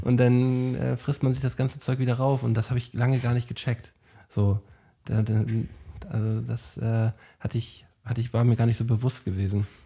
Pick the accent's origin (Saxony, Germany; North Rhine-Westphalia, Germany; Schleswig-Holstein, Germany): Schleswig-Holstein, Germany; Flensburg; moved away as an adult; now in Hamburg, Germany; Ich bin ein Flensburger, der jetzt seit acht Jahren in Hamburg wohnt